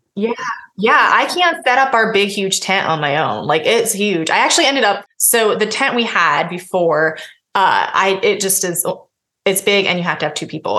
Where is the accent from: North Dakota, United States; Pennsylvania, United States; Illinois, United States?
Pennsylvania, United States; now in Indiana, United States; I was born in Pennsylvania. Mm-hmm. So I've spent a lot of time on the East Coast and a lot of time now in the Midwest.